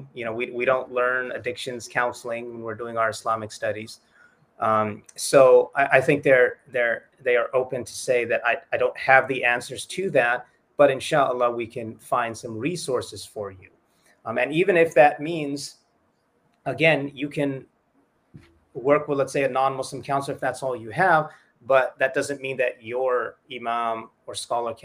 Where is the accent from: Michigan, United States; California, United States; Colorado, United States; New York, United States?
California, United States; Southern; moved away as an adult; also born or lived in Toronto / Egypt / San Antonio, Texas; I grew up in Southern California, very large Latino population